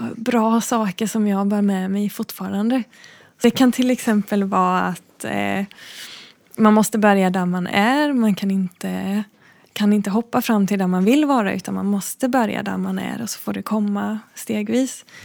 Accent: Backaryd, Blekinge, Sweden; jag är uppvuxen eh, utanför Backaryd, utanför ett jättelitet samhälle som heter Bäckasjögärde, som nästan ingen känner till.

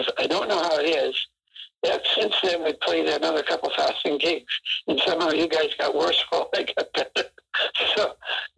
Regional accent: Canada; being Canadian

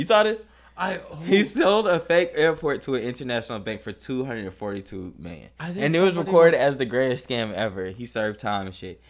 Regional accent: Atlanta, Georgia, United States; also born or lived in Africa; I immigrated when I was a young kid. So, but I'm still going to tell people. Well, I do tell people I'm African, but. But the first thing I say is I'm from Atlanta. Yeah, it's like, because like, that's my childhood.

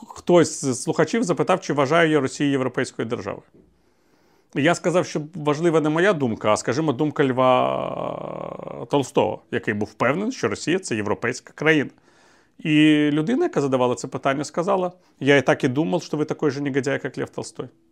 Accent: Ukraine; also born or lived in Moscow, Russia; ми українці

